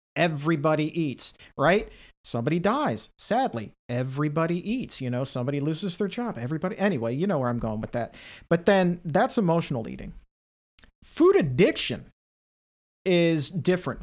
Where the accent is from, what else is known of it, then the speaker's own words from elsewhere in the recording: Norfolk, Virginia, United States; growing up in Southern Virginia, in the Tidewater area, Norfolk, Virginia